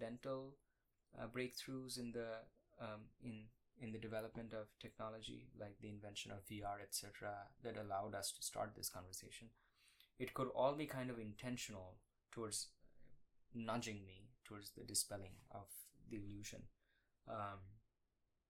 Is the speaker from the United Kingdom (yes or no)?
no; India; moved away as an adult; now in Austin, United States; I grew up in India.